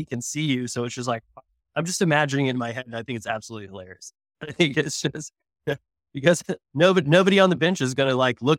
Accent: Tulsa, Oklahoma, United States; So the interesting thing is because you know I'm from Tulsa, but it's one of those things where you kind of have like an appreciation for Oklahoma City.

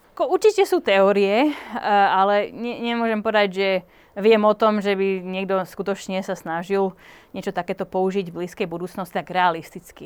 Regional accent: Slovakia; Tým, že som Slovenka

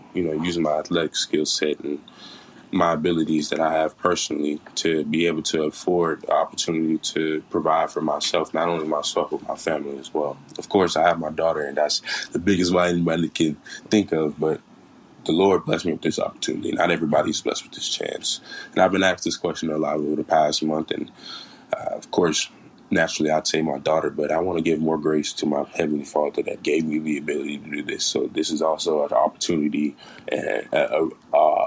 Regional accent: Phenix City, Alabama, United States; coming from Alabama, I come from a small town, Phenix City, Alabama, probably about 30,000 residents

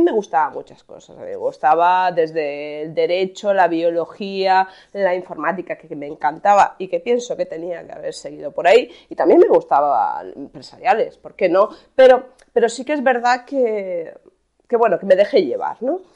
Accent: Alcoy, Valencian Community, Spain; yo nací en Alcoy, en Alicante.

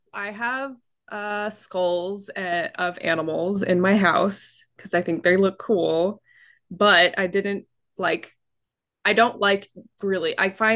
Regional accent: California, United States; I was born in California after they moved.

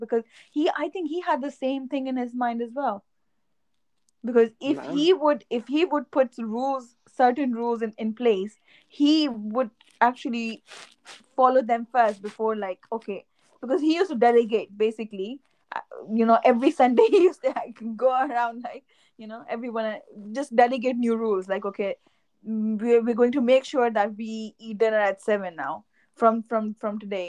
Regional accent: Islamabad, Islamabad Capital Territory, Pakistan; moved away; we grew up in Islamabad

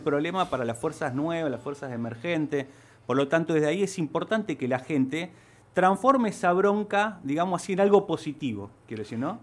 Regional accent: Ciudadela, Santa Fe, Argentina; Yo nací en Ciudadela, te diría, precisamente en barrio Esneida, Ajá. Ahí crecí hasta los 13 años

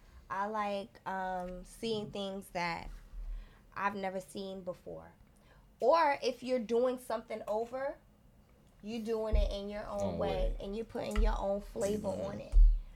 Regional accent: Queens, New York, United States; Y'all, I'm from Queens.

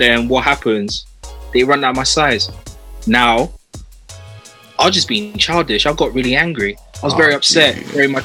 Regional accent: London, United Kingdom; growing up in Southeast London

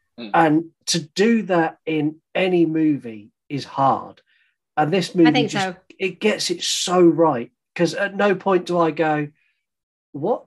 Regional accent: South of England, United Kingdom; We're more sophisticated here down in the South.

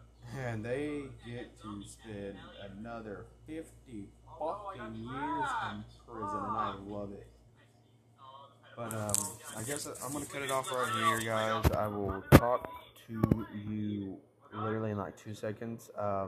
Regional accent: Crandall, Texas, United States; I mean, I live in Crandall. That's like my hometown.

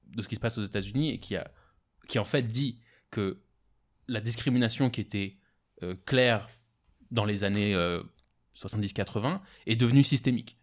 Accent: France; moved away as an adult; now in Israel; j'ai grandi en France jusqu'à 18 ans.

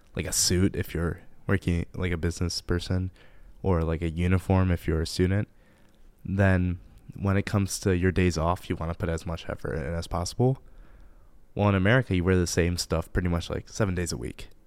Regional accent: Livonia, Michigan, United States; also born or lived in Japan; I'm from Livonia, Michigan

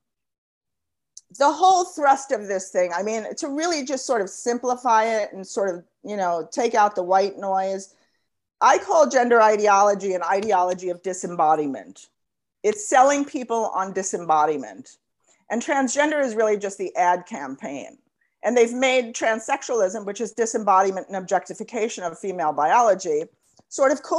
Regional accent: United States; I'm an American

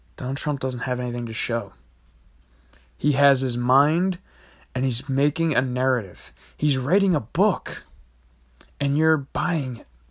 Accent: United States; as an American

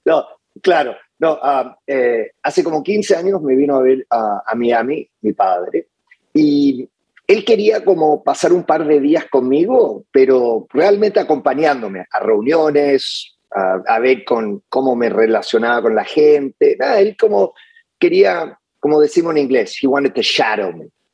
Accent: Santiago, Santiago Metropolitan Region, Chile; moved away; yo de niño um, fui criado por mi abuela um, en Santiago

